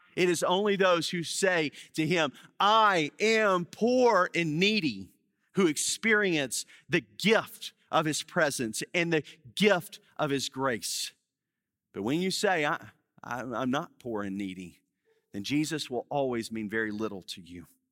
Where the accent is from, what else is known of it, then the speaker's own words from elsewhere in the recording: Baton Rouge, Louisiana, United States; moved away as an adult; now in New Orleans, United States; I grew up in Baton Rouge